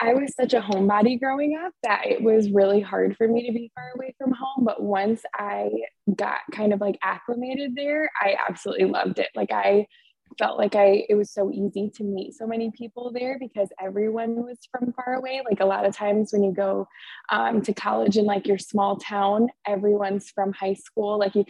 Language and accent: English; Kalamazoo, Michigan, United States; moved away as an adult; also born or lived in Tuscaloosa, Alabama; now in Tampa, United States; I'm 24. I am born and raised in Kalamazoo, Michigan. And then I went to University of Alabama. And then now I live in Tampa, Florida.